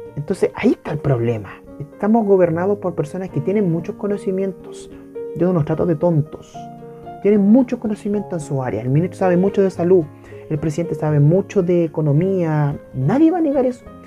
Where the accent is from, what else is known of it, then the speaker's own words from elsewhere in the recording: Chile; en mi país, eh, específicamente en la región metropolitana